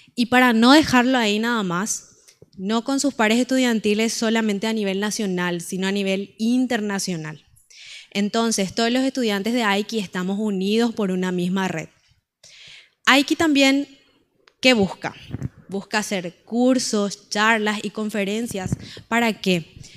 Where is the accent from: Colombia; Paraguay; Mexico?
Paraguay; creo que en las rondas de Tereré como paraguayos nacen las mejores conversaciones